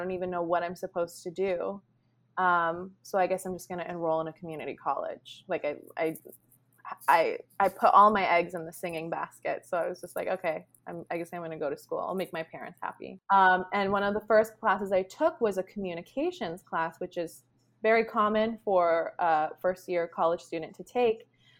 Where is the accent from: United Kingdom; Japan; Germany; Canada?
Canada; born there; I'm a Canadian citizen. Oh, wow. I was born in Canada.